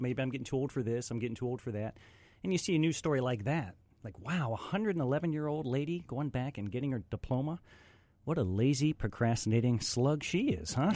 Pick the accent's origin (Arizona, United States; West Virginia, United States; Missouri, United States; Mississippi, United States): West Virginia, United States; moved away; also born or lived in Pittsburgh, Pennsylvania; I'm originally from West Virginia